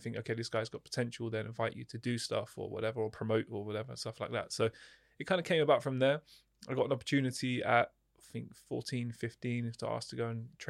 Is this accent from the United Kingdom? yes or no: yes; East of England, United Kingdom; I grew up just outside of London in Hertfordshire, which is, again, similar to Oxfordshire.